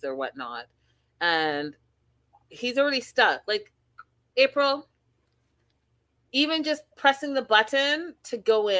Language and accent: English; Canada; I am from Canada.